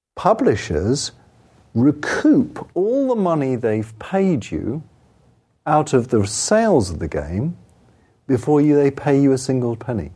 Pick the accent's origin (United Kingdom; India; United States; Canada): United Kingdom; England; I'm English